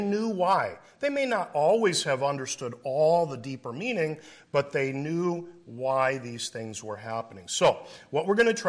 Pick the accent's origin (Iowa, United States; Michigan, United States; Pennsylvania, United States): Iowa, United States; I must be a hick, right? I'm from Iowa originally.